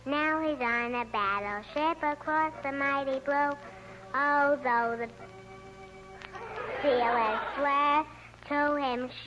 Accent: Brooklyn, New York, United States; From Brooklyn.

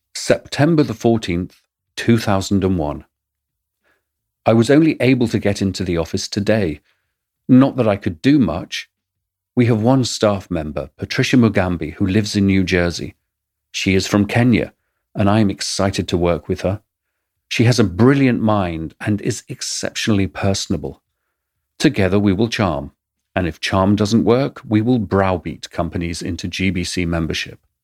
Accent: England, United Kingdom; accent: English; my English accent

